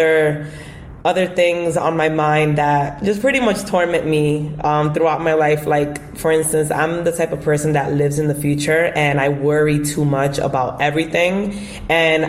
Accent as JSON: {"language": "English", "town": "New York City", "region": "New York", "country": "United States", "tie": "born or raised there", "also_born_or_lived": "Bronx, New York", "said": "I'm from the Bronx, New York, but I was born and raised in Washington Heights, and I currently still reside in the Bronx now"}